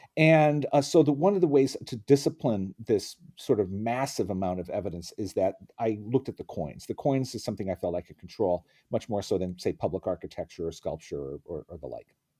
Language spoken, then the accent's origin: English; Scranton, Pennsylvania, United States; also born or lived in Oxford; now in Princeton, United States; I grew up in Scranton, Pennsylvania